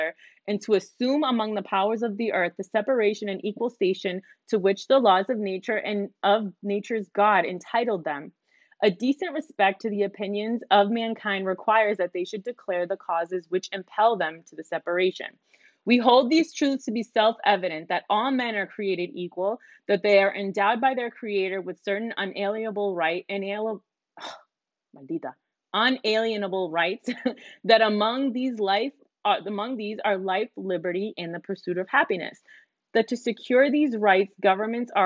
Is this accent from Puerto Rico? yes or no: yes; Puerto Rico; moved away; I'm Puerto Rican. I'm super proud to be Puerto Rican. I love that my parents moved me out there when I was young so that I could appreciate my the culture that I come from